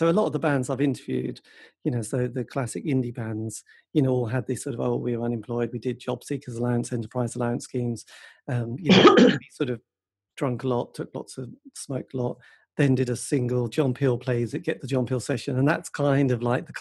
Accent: Metfield, East of England, United Kingdom; I was in Metfield

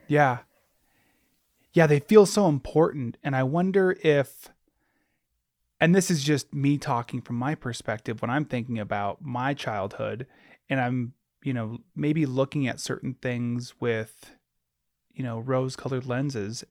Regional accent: Alaska, United States; I grew up in Alaska, born and raised

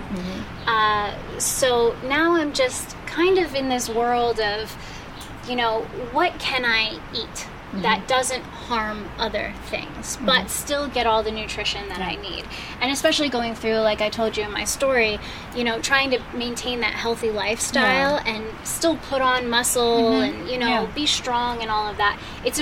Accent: Allentown, Pennsylvania, United States; moved away; But then I moved out here from Allentown, Pennsylvania, and I started shopping in the shopping marts

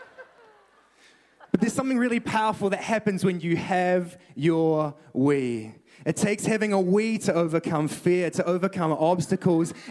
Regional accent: New Zealand; moved away as an adult; now in Canada; I am a Kiwi. I am from New Zealand

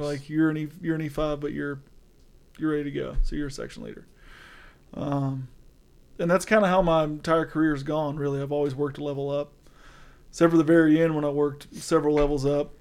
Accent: Georgia, United States; I'm from Georgia

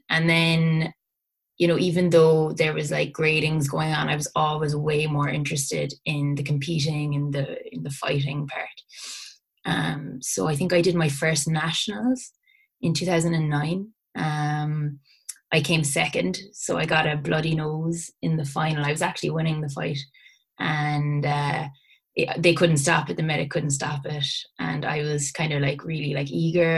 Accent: Bantry, Munster, Ireland; we we we're from Bantry in West Cork

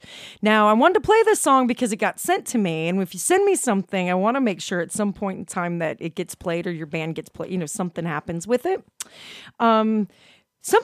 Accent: Chicago, Illinois, United States; I'm from Chicago, and we always made fun of people from Wisconsin.

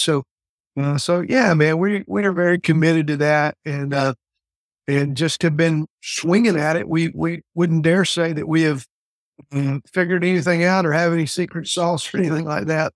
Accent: the South, United States; also born or lived in Fort Worth, Texas; I came back to, uh, really kind of my home state, real close to my hometown

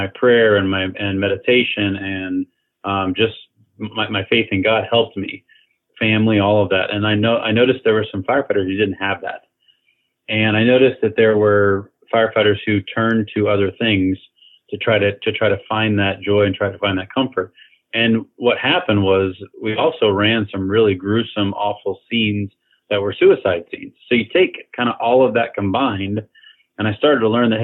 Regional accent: Kansas City, Missouri, United States; moved away; as a young man growing up in Kansas City, Missouri area

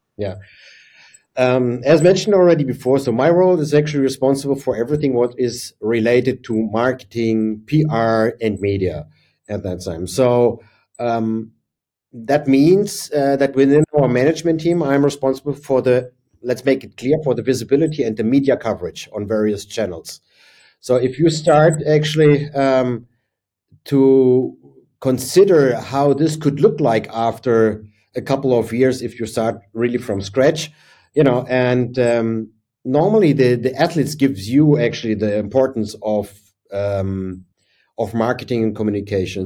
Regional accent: Berlin, Germany; my hometown is and was Berlin at that time

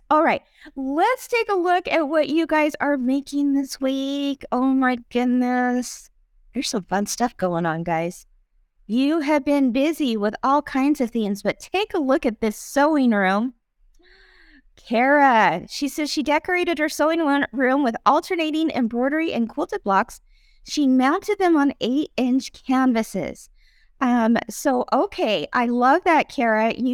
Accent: Indianapolis, Indiana, United States; I am from Indianapolis.

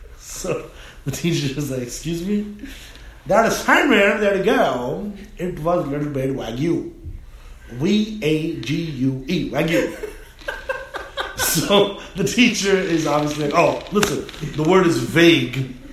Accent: India; Let's just say, make it India, because I'm Indian.

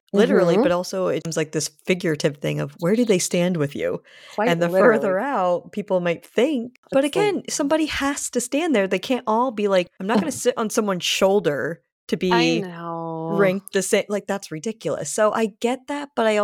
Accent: Rhode Island, United States; also born or lived in Canada / California / New York / Connecticut; now in Massachusetts, United States; So I have lived in California. I was raised in Rhode Island. I also lived in New York, both in the city and on Long Island, Connecticut. And I'm currently in Massachusetts.

